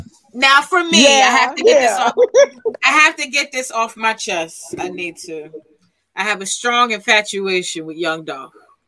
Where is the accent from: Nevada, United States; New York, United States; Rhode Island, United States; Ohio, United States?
New York, United States; New York City; also born or lived in Miami; as a girl from born and raised in Brooklyn, I moved to Miami. I lived down there for a couple of years. And even though I moved back